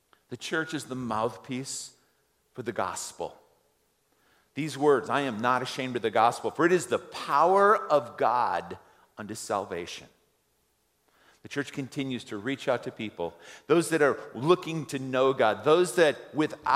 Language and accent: English; United States; we as American